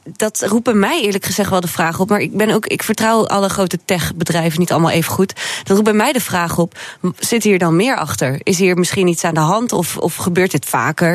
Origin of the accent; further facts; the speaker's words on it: Groningen, Netherlands; ik ben een geboren Groningse